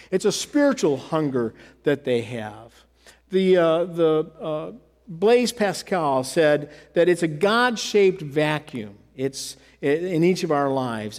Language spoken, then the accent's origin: English; Michigan, United States; moved away as an adult; also born or lived in the South; I'm from Michigan. I grew up in Michigan. And I spent 13 years in the South